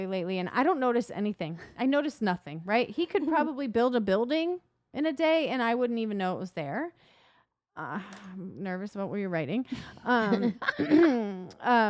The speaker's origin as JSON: {"language": "English", "region": "Iowa", "country": "United States", "moved": "yes", "said": "I'm from Iowa"}